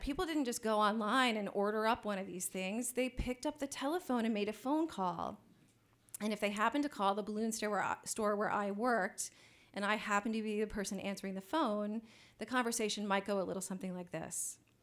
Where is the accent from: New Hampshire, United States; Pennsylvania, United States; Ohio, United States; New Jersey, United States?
Ohio, United States; Columbus; the new wave scene of Columbus, Ohio, which was my hometown